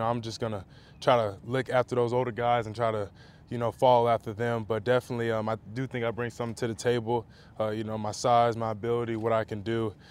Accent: Las Vegas, Nevada, United States; No, we're both from Vegas. We're literally like 10, 15 minutes away from each other.

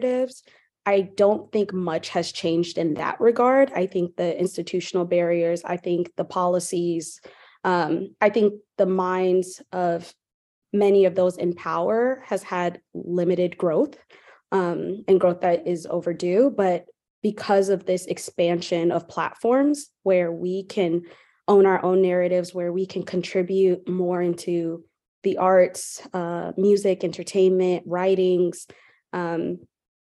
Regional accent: Charlotte, North Carolina, United States; now in Durham, United States; I'm also from Charlotte, North Carolina.

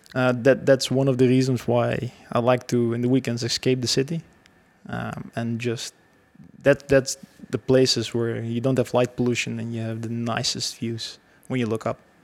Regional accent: Belgium; I grew up actually in Belgium my whole life

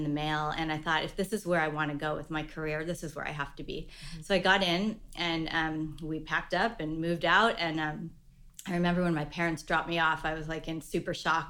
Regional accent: California, United States; also born or lived in New York; luckily we're here.

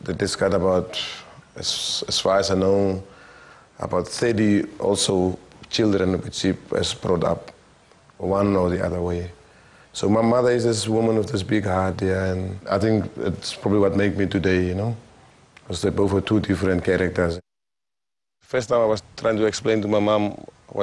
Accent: Damaraland, Kunene, Namibia; now in Swakopmund, Namibia; I come from Damara land, from a place called Chorob, behind Fransfontein. And I was born there, I grew up there, and went to school in Korihas

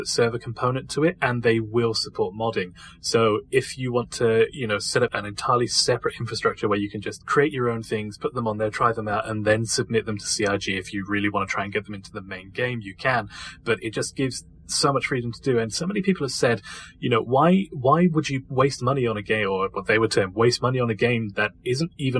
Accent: United Kingdom; If the accent hasn't given it away already, I am actually British

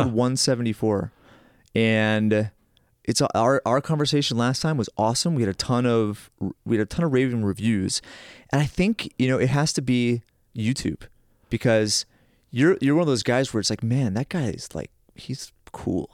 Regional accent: Massachusetts, United States; moved away; I grew up in that area. But there's a saying in Massachusetts

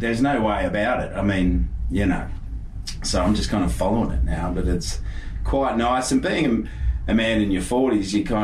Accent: Cronulla, New South Wales, Australia; I was from Cronulla

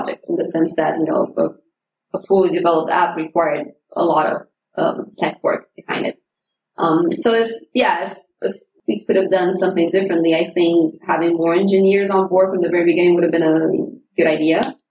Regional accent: Romania; moved away; I was from Romania

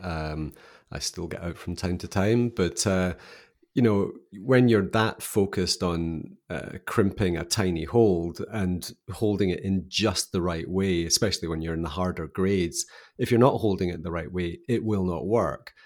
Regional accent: Scottish Highlands, Scotland, United Kingdom; So I grew up in Scotland, in the kinda highlands of Scotland.

